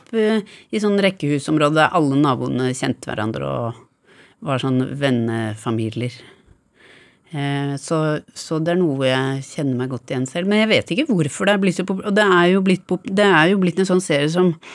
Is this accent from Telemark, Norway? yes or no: no; Bærum, Akershus, Norway; store deler av oppveksten i Bærum